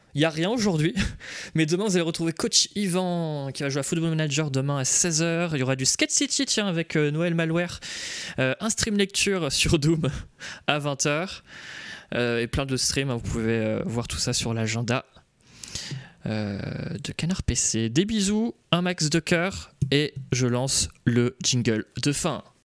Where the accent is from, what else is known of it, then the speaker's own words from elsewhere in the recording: Nantes, Pays de la Loire, France; je suis de Nantes